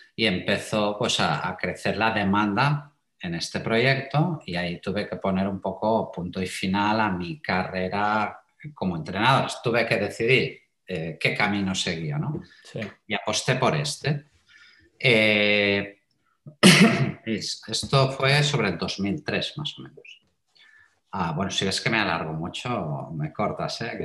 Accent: Terrassa, Catalonia, Spain; also born or lived in Matadepera; nací en Cataluña, soy un, buen catalán, para mm. decirlo de alguna forma. Y bueno, em, he, vivido toda mi vida, pues esto, en una ciudad que se llama Tarrasa

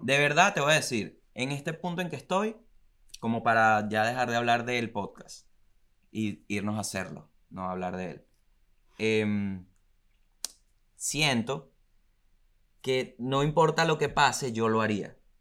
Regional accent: La Guaira, Venezuela; Acuérdate que soy de La Guaira

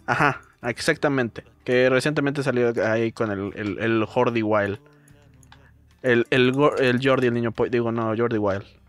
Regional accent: Mexico; yo como mexicano

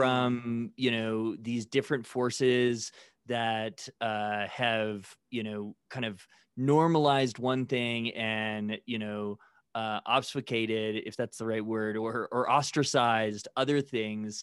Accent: Midwest, United States; growing up in the Midwest

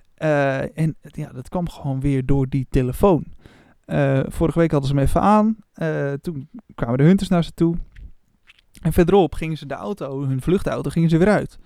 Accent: Opmeer, North Holland, Netherlands; moved away; ik kom oorspronkelijk uit het dorp daarnaast, op meer

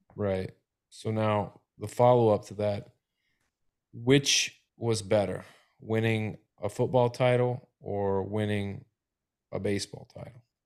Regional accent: Tennessee, United States; now in Florida, United States; I'm from Tennessee and it's always been dressing

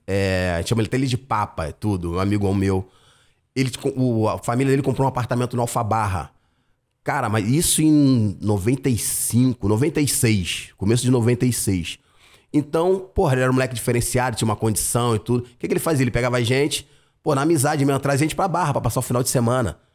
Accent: Rio de Janeiro, Brazil; Eu sou de Campo Grande, raiz, lugar que eu amo pra caramba.

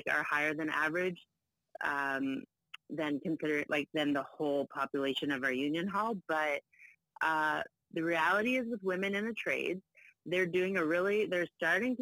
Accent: Prince Edward Island, Canada; moved away as an adult; also born or lived in Ontario; now in Toronto, Canada; I was born in Ontario. So my dad ended up staying here. And then my mom, when I was 7, wanted to move back to her childhood home of Prince Edward Island. So then she took me with her. So I was in there from grade 2 to 12

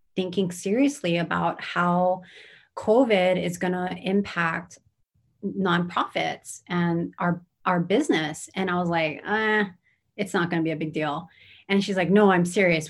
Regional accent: Honolulu, Hawaii, United States; also born or lived in Kumamoto, Japan / Hilo, Hawaii; I grew up in Manoa

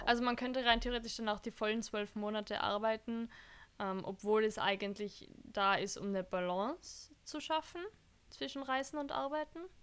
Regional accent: Austria; uns Österreicher

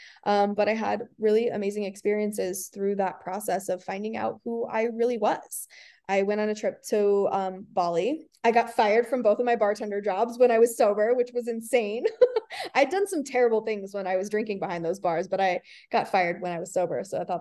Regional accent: Reno, Nevada, United States; also born or lived in California; I'm from Reno, Nevada, and okay. I'm still here. I lived in California for a while, but I'm back now, back in my hometown

